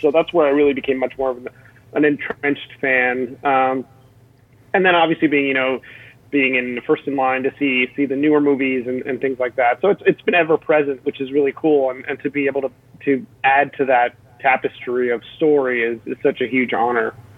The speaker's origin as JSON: {"language": "English", "town": "Miami", "region": "Florida", "country": "United States", "tie": "born or raised there", "said": "my hometown of Miami"}